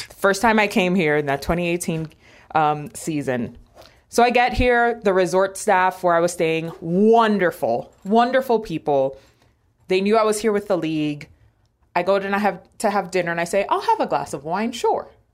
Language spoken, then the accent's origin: English; New York City, New York, United States; moved away; also born or lived in Miami, Florida; I grew up in Washington Heights.